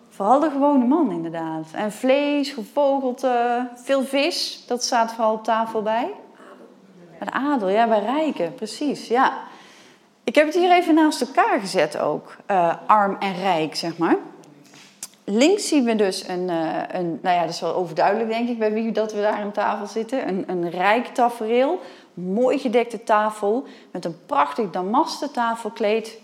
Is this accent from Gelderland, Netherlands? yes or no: yes; Nijmegen, Gelderland, Netherlands; ik kom uit Nijmegen